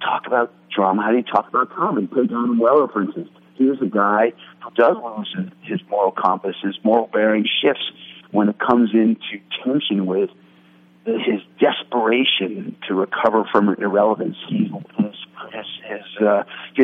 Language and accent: English; New York City, New York, United States; moved away as an adult; now in Los Angeles, United States; Adam and I, we grew up together in New York City, both on the Upper West Side, a block from each other